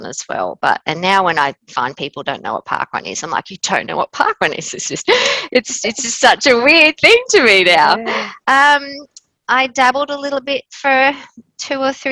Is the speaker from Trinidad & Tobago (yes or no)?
no; Queensland, Australia; moved away as an adult; now in Adelaide, Australia; I'm originally from Queensland